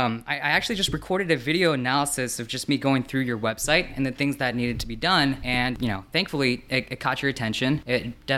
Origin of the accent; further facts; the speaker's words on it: Colorado, United States; also born or lived in South Korea; I was born in Korea, like you mentioned. My parents moved to America when I was six. Grew up in Colorado.